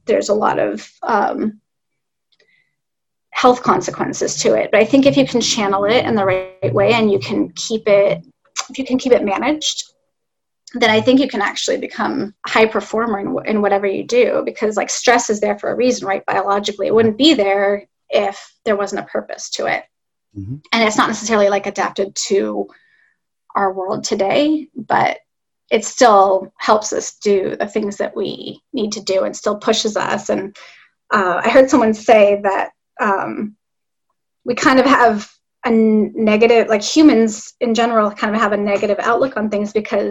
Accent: Los Angeles, California, United States; now in Northern California, United States; LA is my hometown

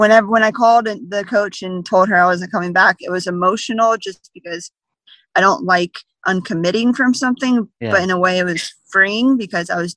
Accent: Jacksonville, Florida, United States; I was 10 years old in a summer camp in my hometown of Jacksonville, Florida

